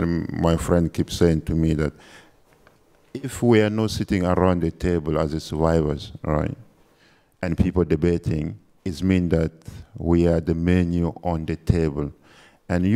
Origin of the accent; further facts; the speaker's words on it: Chad; I'm from Chad